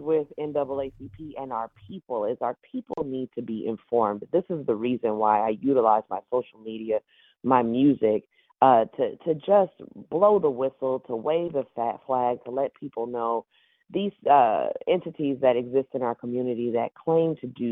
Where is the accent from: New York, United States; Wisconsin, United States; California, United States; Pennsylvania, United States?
California, United States; Oakland; I grew up in East Oakland, but I have a home in West Oakland